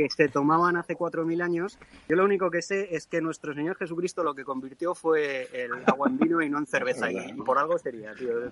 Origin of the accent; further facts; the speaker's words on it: Spain; yo sigo siendo español